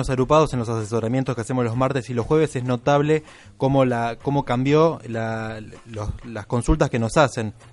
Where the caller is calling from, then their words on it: Morón, Buenos Aires Province, Argentina; de Morón quiero comentar mi experiencia.